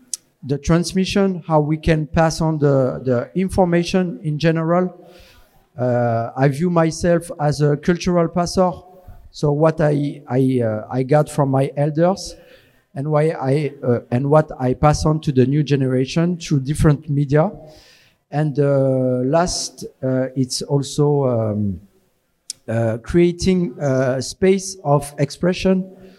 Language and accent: English; Paris, Île-de-France, France; I'm from France, but … I'm a hip hop dancer from Paris, France.